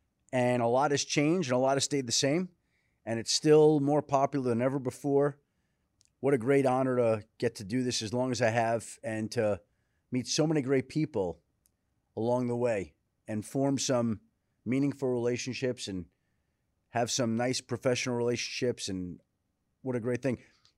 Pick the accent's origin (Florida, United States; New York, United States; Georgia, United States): New York, United States; Bellmore; I was born in Valley Stream, but I grew up in Belmore.